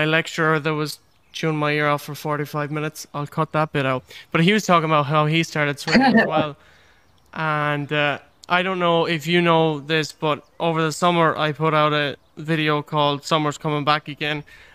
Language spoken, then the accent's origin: English; Ireland; also born or lived in Galway; I live here in Galway, that's still Ireland. Like, we're all Irish people at the end of the day.